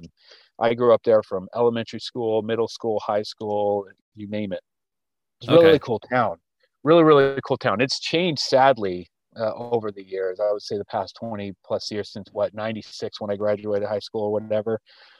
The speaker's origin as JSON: {"language": "English", "town": "Laguna Beach", "region": "California", "country": "United States", "tie": "born or raised there", "said": "So I grew up in Laguna Beach, which is, like I said, about 11 miles, west of here, obviously just on the other side of the canyon. And it was a really cool small little town that I grew up in."}